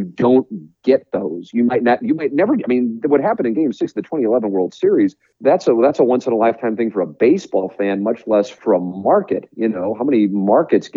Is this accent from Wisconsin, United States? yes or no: no; St. Louis, Missouri, United States; my hometown